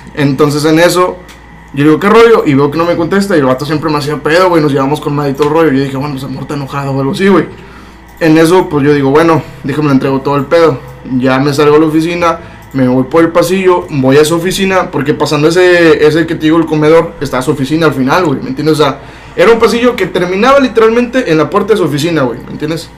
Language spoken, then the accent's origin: Spanish; Matamoros, Tamaulipas, Mexico; also born or lived in Monterrey; yo soy de aquí de Matamoros, pero yo estaba como foráneo en Monterrey